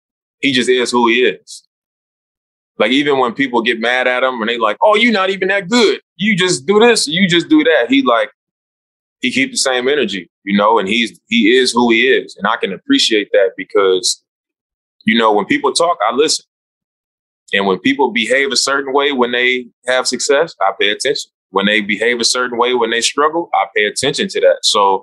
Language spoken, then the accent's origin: English; Oakland, California, United States; Like, I'm from Oakland.